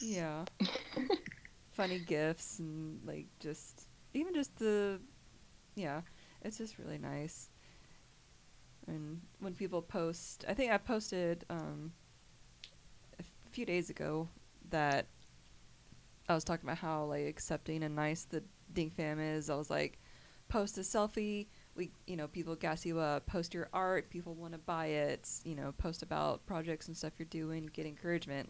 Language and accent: English; Kentucky, United States; also born or lived in Georgia; I was a uh, originally born in Georgia. Only lived there for two years, and then I was raised in Kentucky.